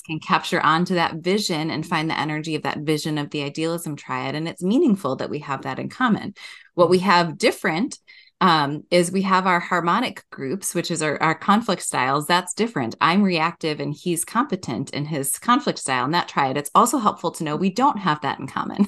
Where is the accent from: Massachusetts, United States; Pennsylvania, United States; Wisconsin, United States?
Wisconsin, United States; moved away as an adult; also born or lived in Madison, Wisconsin; now in Minnesota, United States; I grew up in Wisconsin